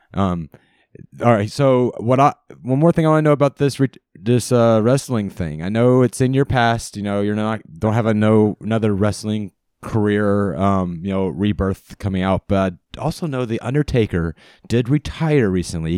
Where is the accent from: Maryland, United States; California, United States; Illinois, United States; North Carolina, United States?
North Carolina, United States; Charlotte; I grew up in Charlotte, North Carolina